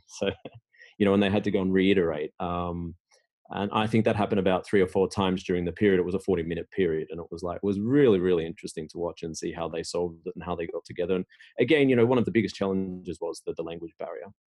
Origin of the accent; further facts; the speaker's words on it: Australia; moved away as an adult; now in Sweden; I'm originally from Australia